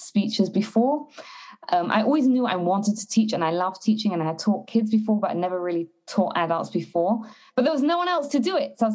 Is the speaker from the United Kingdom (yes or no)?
yes; London, United Kingdom; moved away as an adult; also born or lived in Israel / Berlin, Germany; now in Canada; I'm originally from London, England, and then when I got married and met my husband and got married, we moved to Israel for a couple of years